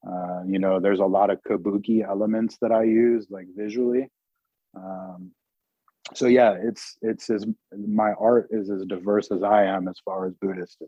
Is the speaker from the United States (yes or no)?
yes; West Coast, United States; so I grew up on the West Coast and kind of grew up and down the West Coast in group homes, foster homes, juvenile halls, jails, institutions, blah, blah, blah.